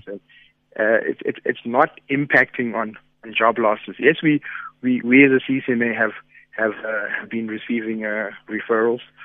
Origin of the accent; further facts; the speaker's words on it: South Africa; as South African citizens